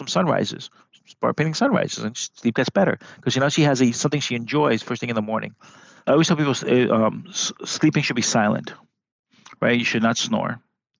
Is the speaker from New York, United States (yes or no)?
yes; New York City, New York, United States; moved away as an adult; now in California, United States; I'm from New York City and I came from the Bronx